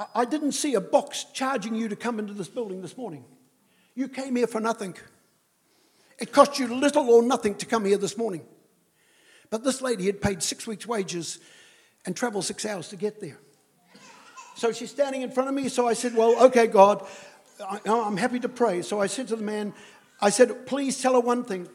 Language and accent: English; New Zealand; I'm a Kiwi